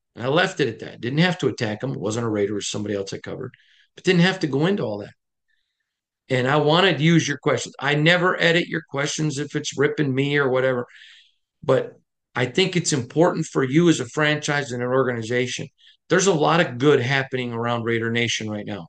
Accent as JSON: {"language": "English", "region": "Michigan", "country": "United States", "said": "I'm from the Midwest, I'm from Michigan"}